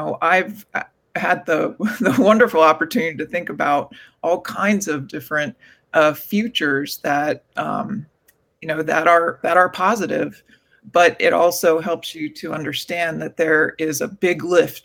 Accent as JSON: {"language": "English", "region": "Gulf Coast of Florida", "country": "United States", "tie": "born or raised there", "said": "I fortunately had the privilege of growing up on the Gulf Coast of Florida"}